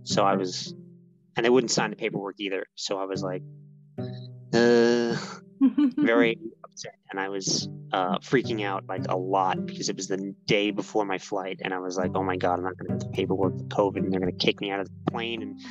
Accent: United States; moved away as an adult; also born or lived in New York; now in Japan; I'm American

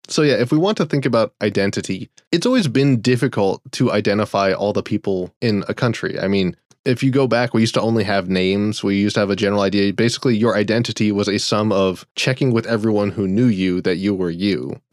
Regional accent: Florida, United States; But then I grew up in Florida, or even when I was working, I lived in Florida

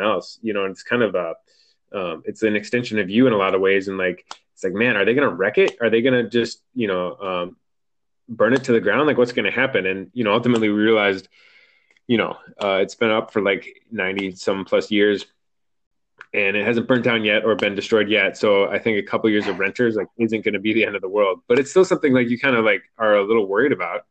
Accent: Midwest, United States; moved away as an adult; now in California, United States; coming from the Midwest

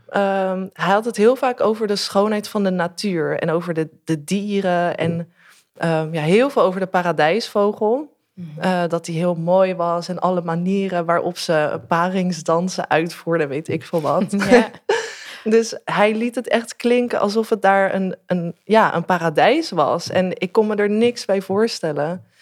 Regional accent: Delft, South Holland, Netherlands; now in The Hague, Netherlands; uit Delft, waar ik ben opgegroeid en nu woon ik in Den Haag.

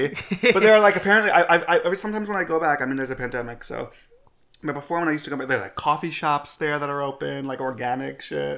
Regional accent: New York City, New York, United States; I grew up in Queens, New York. So I'm a native New Yorker. Wendy Williams would love that. To a American mother, white American mother, and an Egyptian immigrant father.

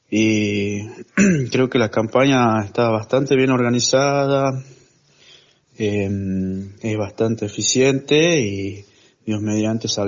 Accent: Las Tellas, Tucumán, Argentina; Yo soy de Las Tellas, me tocó ahí.

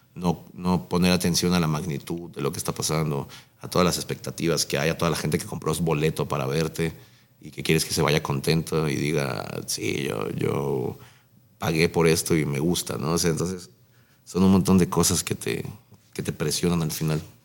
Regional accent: Nezahualcóyotl, State of Mexico, Mexico; el hecho de ser de, iba a ser de aquí, el hecho de ser de, Nesa

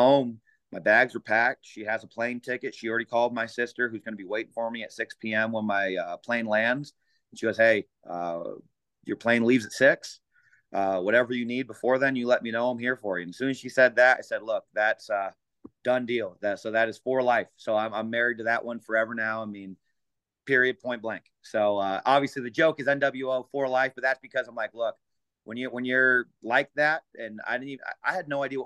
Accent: San Jose, California, United States; I'm from San Jose, California.

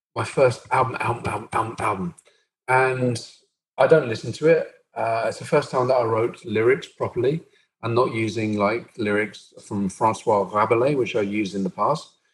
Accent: Brighton, South East England, United Kingdom; I grew up in Brighton, which was a fantastic melting pot for liberal views

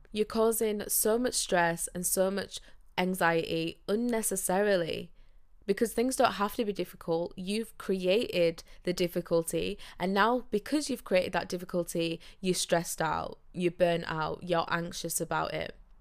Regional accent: Yorkshire and the Humber, United Kingdom; I am from Yorkshire, so I live up north

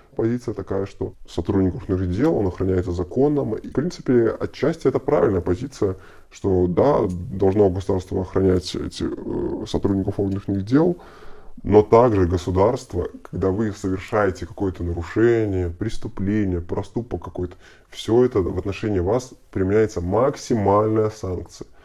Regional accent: Belarus; Мы же белорусы

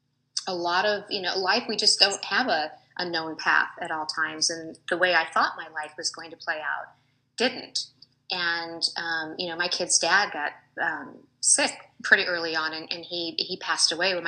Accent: Seattle, Washington, United States; moved away as an adult; also born or lived in Colorado; I was originally from Seattle, but moved at that time.

